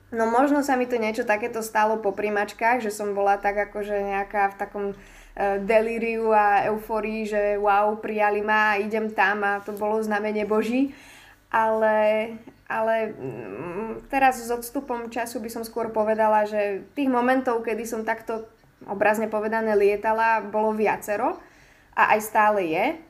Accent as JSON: {"language": "Slovak", "town": "Michalovce", "region": "Košice Region", "country": "Slovakia", "tie": "born or raised there", "said": "som vlastne z Michaloviec"}